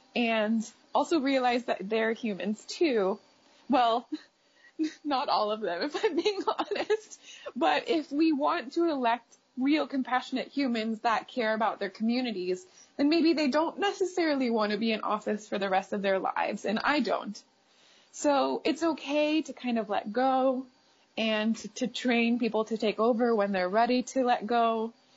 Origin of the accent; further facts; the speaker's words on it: United States; we as American women